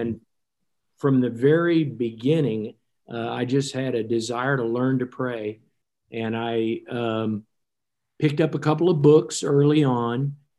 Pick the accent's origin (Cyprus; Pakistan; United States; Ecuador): United States; Fairbanks, Alaska; I'm from Fairbanks, Alaska, as you know.